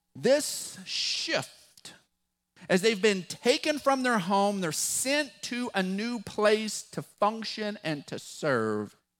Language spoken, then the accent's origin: English; West Texas, United States; accent: West Texas drawl; our West Texas drawl because we're not from there. We're from West Texas.